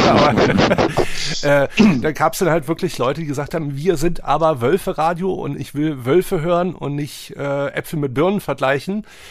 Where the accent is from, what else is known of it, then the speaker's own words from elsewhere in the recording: Wolfsburg, Lower Saxony, Germany; now in Hamburg, Germany; ich bin in Wolfsburg geboren